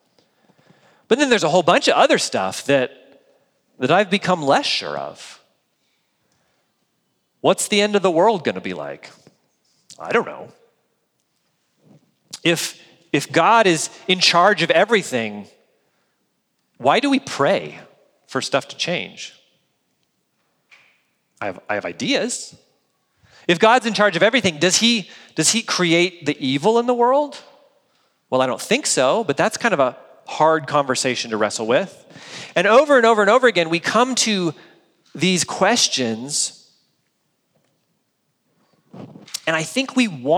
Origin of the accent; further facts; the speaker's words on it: United States; as American adults